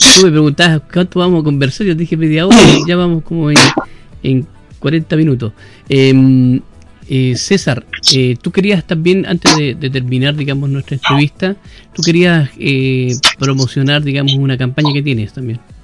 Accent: Quilpué, Valparaíso, Chile; yo soy parte de Quilpue

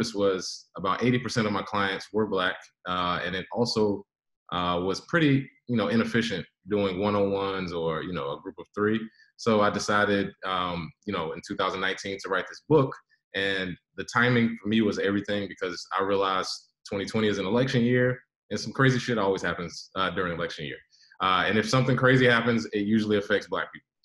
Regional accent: United States; I am a Black American with roots from Native Americans, the Lumbee and Cherokee tribes.

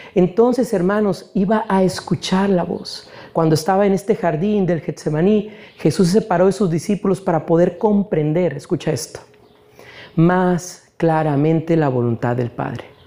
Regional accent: Mexico; Nosotros, hermanos, como mexicanos

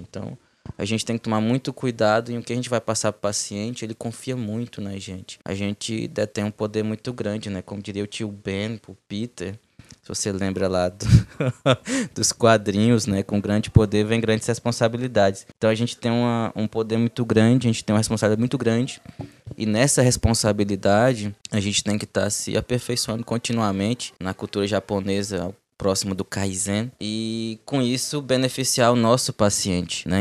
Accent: Cruzeiro do Sul, Acre, Brazil; moved away as an adult; also born or lived in Goiânia / Porto Velho; now in Humaitá, Brazil; eu sou natural de, da segundo, do segundo município mais populoso do estado do Acre, município de Cruzeiro do Sul

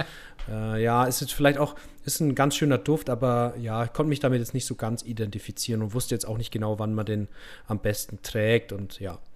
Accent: Middle Franconia, Bavaria, Germany; accent: rolled R (Franconian); Ich komme so aus Mittelfranken

